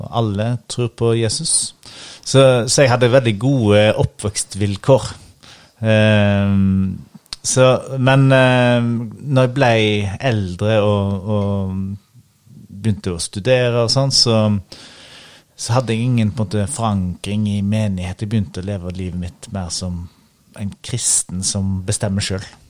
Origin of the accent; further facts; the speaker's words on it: Husnes, Vestland, Norway; accent: bastarddialekt; moved away as an adult; also born or lived in Ryfylke; now in Oslo, Norway; jeg er altså. oppvokst i Ryfylke før jeg flyttet til Husnes, så jeg har litt bastarddialekt. Men, eh, Aha. så jeg har en fin oppvekst i, på Husnes i Kvinnherad. Og nå bor jeg i Oslo.